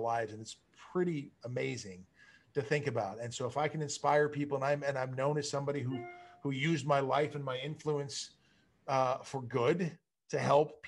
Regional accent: Malibu, California, United States; growing up in Malibu, it was it's a very small community.

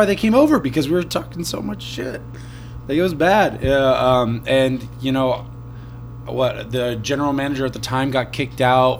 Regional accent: California, United States; moved away; I grew up in California, and he was actually from where I was from.

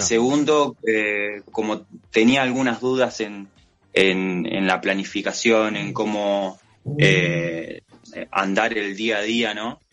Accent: General Las Heras, Buenos Aires Province, Argentina; yo soy de General Las Heras, provincia de Buenos Aires

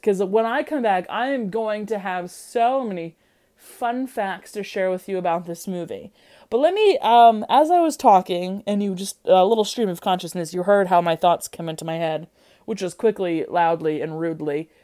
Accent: Midwest, United States; I'm from the Midwest.

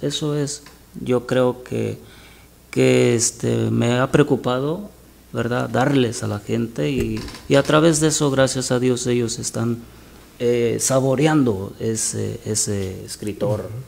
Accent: Buenavista de Allende, Guerrero, Mexico; moved away; soy de Guerrero, Guerrero, México. Guerrero, México. Se llama el pueblo Buenavista de Allende Guerrero

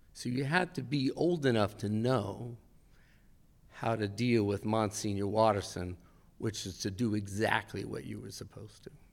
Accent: Westfield, New Jersey, United States; I was raised in Westfield, New Jersey

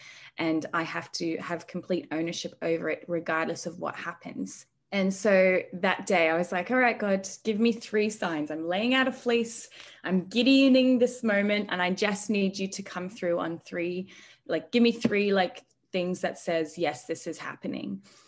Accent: Australia; moved away as an adult; now in Canada; Yeah, so I grew up in Australia in the same little town, well, not little, little city, my whole life, and grew up in a great Christian family.

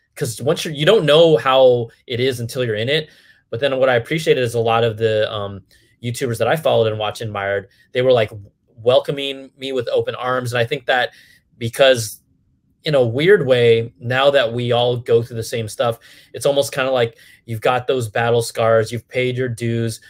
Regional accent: Cupertino, California, United States; I was born and raised in the Bay Area, Cupertino, the home of Apple computers, was literally my backyard

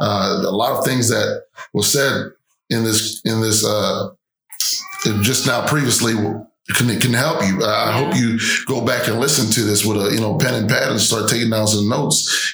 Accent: New York, United States; I'm from New York

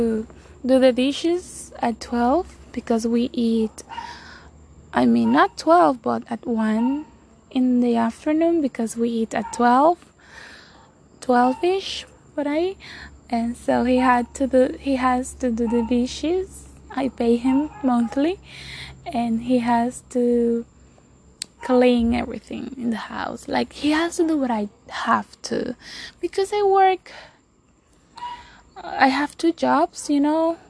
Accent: Dominican Republic; first language Spanish; English is a second language; I'm from Dominican Republic. Spanish is my first language, so if you are judging my accent

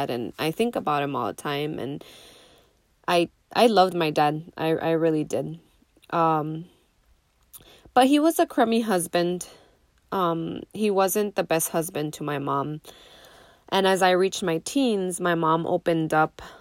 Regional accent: Nogales, Arizona, United States; But we grew up in Nogales, Arizona. Me and my siblings, all three of them.

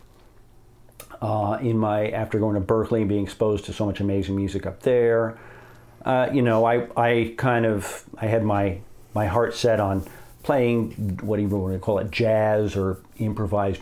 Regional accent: Connecticut, United States; also born or lived in New Jersey / New York City area; I grew up in Connecticut

